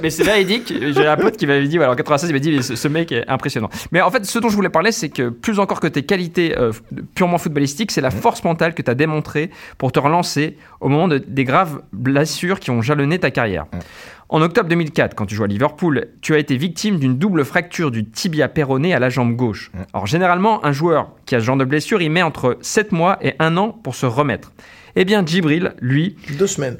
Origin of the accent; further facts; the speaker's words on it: Besançon, Bourgogne-Franche-Comté, France; j'ai grandi à Besançon